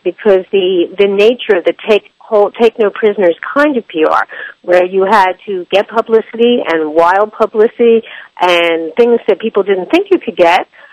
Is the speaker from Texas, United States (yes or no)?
no; Philadelphia, Pennsylvania, United States; moved away as an adult; also born or lived in San Francisco / Iowa; now in New York, United States; I'm originally from Philadelphia, a suburban area in Philadelphia. And I was raised and went to school there